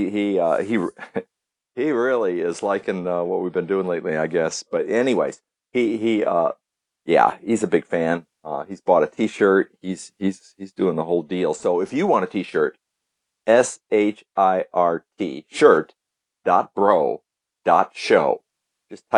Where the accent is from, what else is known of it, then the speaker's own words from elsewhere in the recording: Midwest, United States; moved away; also born or lived in Iowa / Illinois; I'm from the Midwest and lived in Iowa for a long time, went to school in Illinois